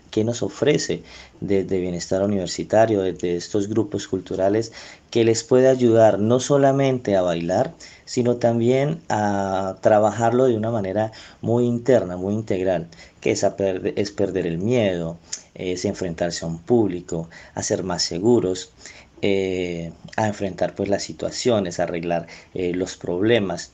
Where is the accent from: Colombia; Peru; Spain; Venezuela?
Colombia; lo que nosotros somos como colombianos